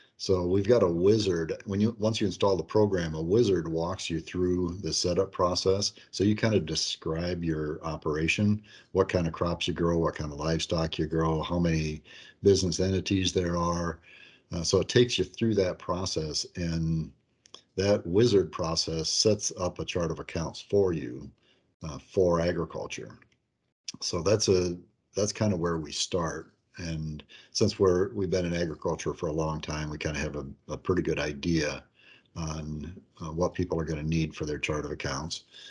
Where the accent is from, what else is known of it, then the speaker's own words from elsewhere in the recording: La Porte City, Iowa, United States; moved away as an adult; also born or lived in New Lenox, Illinois; I grew up in LaPorte City, Iowa, um, about 15 miles south of Waterloo, northeast Iowa